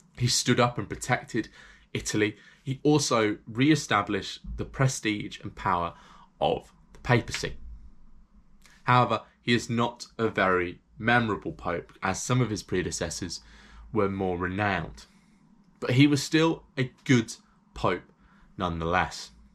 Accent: England, United Kingdom; because I'm English

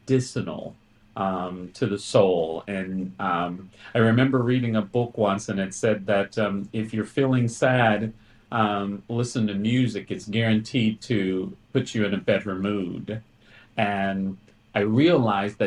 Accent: Mississippi, United States; I was born and raised in Mississippi

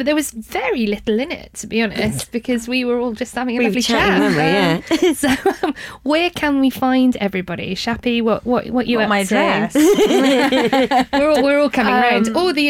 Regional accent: Cardiff, Wales, United Kingdom; Yes, I'm from Cardiff, though. And I pick up other people's accents by osmosis.

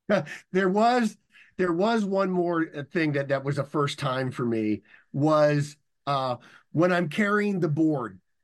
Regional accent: San Diego, California, United States; I was learning to surf because I grew up in San Diego

